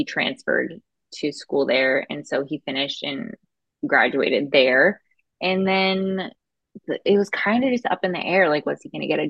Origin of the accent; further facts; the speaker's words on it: Florida, United States; also born or lived in Boston; I'm actually from Florida and my parents moved to Texas in college. And I went to college in Boston. So it's like, I feel like I'm from all over the place.